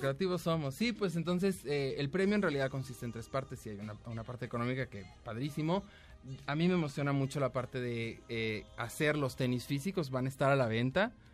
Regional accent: Mexico; somos mexicanos

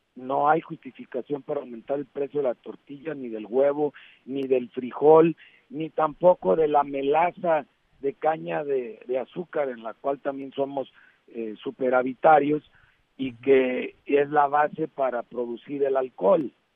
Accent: Mexico; como mexicanos

